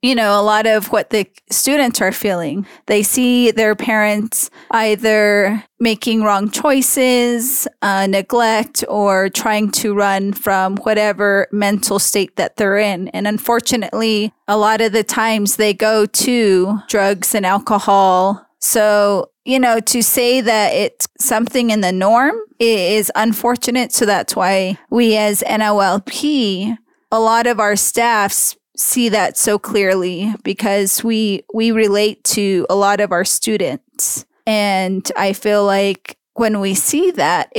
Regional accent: Diné, Navajo Nation, United States; As a Diné woman

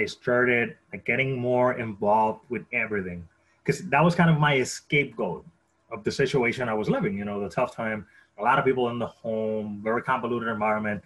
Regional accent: Caguas, Puerto Rico; moved away; I was born in Caguas, Puerto Rico

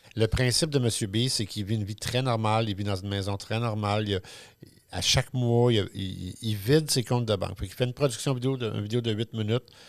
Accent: Quebec, Canada; on a hérité du chiolage inné latino-québécois franco-machin

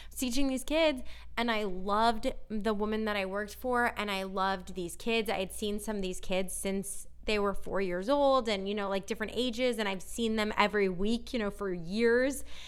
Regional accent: Northern California, United States; now in Los Angeles, United States; we're from Northern California

